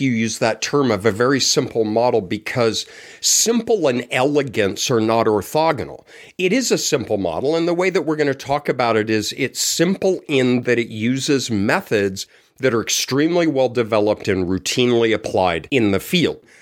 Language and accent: English; Colorado, United States; moved away; I'm from Colorado. It's a square state